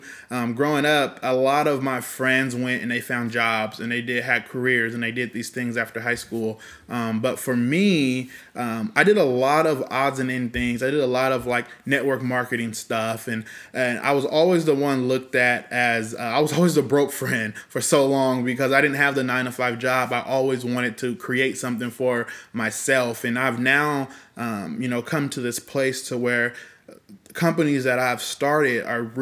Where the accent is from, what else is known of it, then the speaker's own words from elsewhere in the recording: Fresno, California, United States; So I am also 31 years old, yep. Born and raised in Fresno, Woo. California.